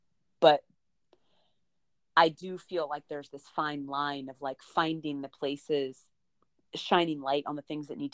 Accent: United States; as an American

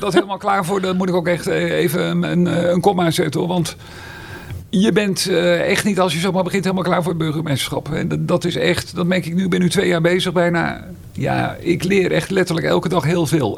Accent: Meerkerk, South Holland, Netherlands; also born or lived in Schoonrewoerd; Ik kom oorspronkelijk uit Meerkerk

